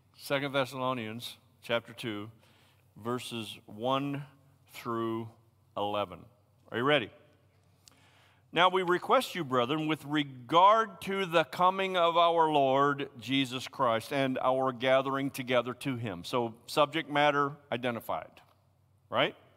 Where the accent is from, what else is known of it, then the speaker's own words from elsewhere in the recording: Tennessee, United States; I'm a hillbilly from Tennessee